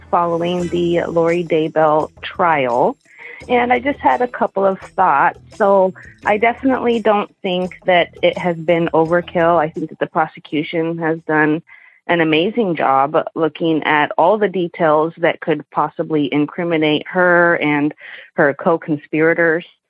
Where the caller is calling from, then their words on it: Portland, Oregon, United States; I'm calling from Portland, Oregon